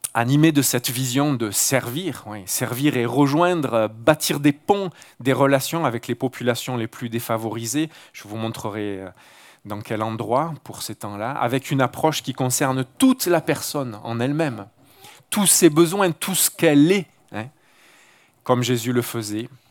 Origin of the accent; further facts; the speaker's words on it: Marseille, Provence-Alpes-Côte d'Azur, France; moved away; je ne suis pas originaire d'un petit village de la région, mais d'une grande ville du sud de la France, Marseille, voilà, le bord de mer. mes racines, j'y suis né, j'ai grandi